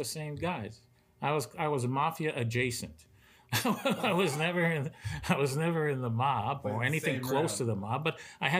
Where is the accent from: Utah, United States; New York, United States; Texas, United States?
New York, United States; New York City; moved away; I came from New York City to do poker. I was at the clubs of Brooklyn before that. Started at 13.